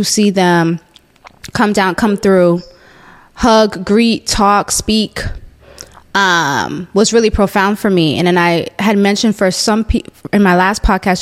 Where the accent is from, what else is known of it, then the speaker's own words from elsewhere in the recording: Jamaica; moved away; I'm Jamaican, so I do go back to Jamaica at least once a year